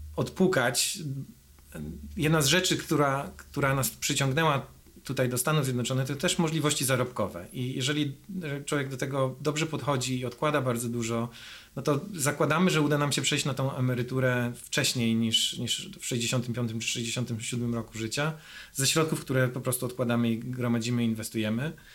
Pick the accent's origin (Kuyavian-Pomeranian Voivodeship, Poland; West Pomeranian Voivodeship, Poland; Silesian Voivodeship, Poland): Kuyavian-Pomeranian Voivodeship, Poland; Grudziądz; moved away as an adult; now in United States; Ja jestem z Grudziądza